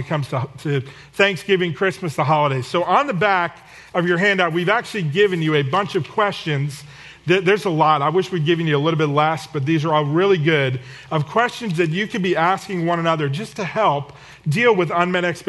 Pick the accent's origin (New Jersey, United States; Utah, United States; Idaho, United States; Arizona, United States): New Jersey, United States; the Northeast; moved away; We're from the Northeast, and when my family gets together in New Jersey